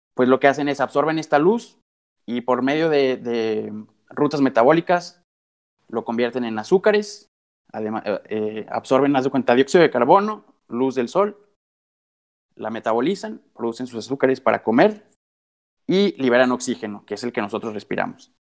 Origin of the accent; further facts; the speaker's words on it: Coahuila, Mexico; nuestro estado de Coahuila, donde yo soy originario